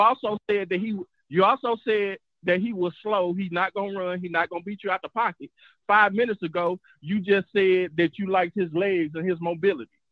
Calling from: Dallas, Texas, United States; I'm calling from Dallas, Texas

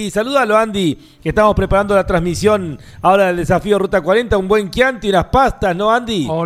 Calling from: Hurlingham, Buenos Aires Province, Argentina; Hola Lonchi, equipo Fórmula 1, soy … de Hurlingham.

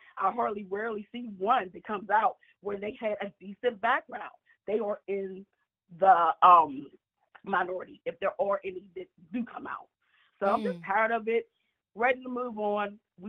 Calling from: Atlanta, Georgia, United States; I'm calling from Atlanta.

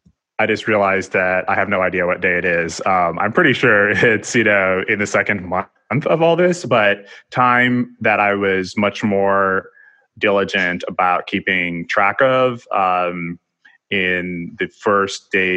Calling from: New York City, New York, United States; I'm speaking from New York City

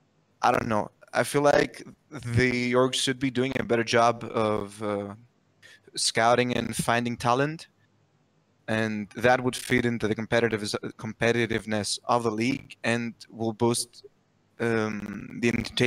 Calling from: Greece; I'm calling from Greece.

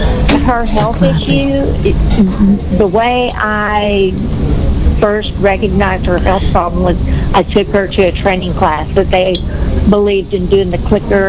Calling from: Richardson, Texas, United States; I'm calling from Richardson, Texas.

